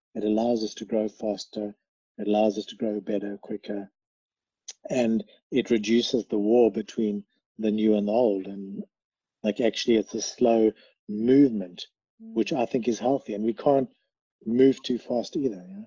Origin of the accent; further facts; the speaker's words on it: South Africa; moved away; we come from South Africa